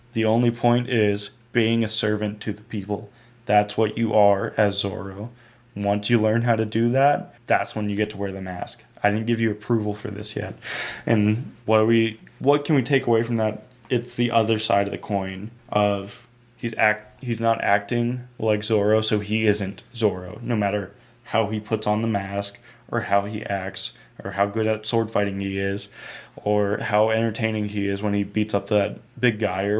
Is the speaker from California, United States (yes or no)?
yes; California, United States; You know how we're Mexican and we're from Southern California?